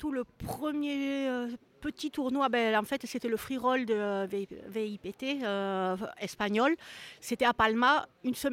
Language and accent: French; France; moved away; ça fait quand même très longtemps que je suis partie de la France